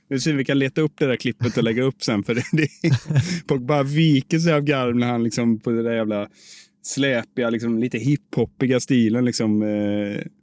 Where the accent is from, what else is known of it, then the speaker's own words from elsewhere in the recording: Sweden; Alltså, jag är bara tråkig svensk